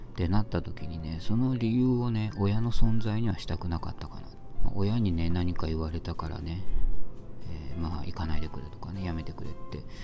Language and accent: Japanese; Japan; moved away